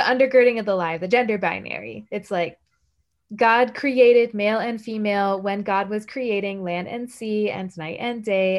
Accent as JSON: {"language": "English", "region": "the American South", "country": "United States", "said": "I am a Southerner"}